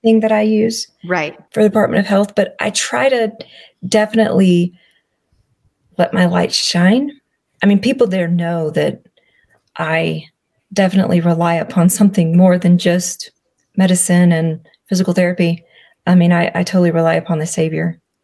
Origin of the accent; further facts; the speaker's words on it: Alabama, United States; I'm from Alabama.